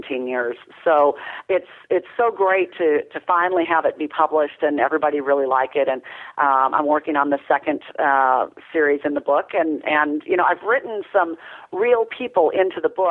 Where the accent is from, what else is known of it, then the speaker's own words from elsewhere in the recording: Minnesota, United States; also born or lived in rural Tennessee; now in Tennessee, United States; I'm from Minnesota originally. I've lived here for 26 years